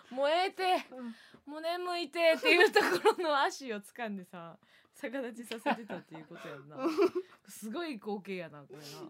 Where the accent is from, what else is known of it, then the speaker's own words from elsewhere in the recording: Kansai, Osaka, Japan; 地元大阪関西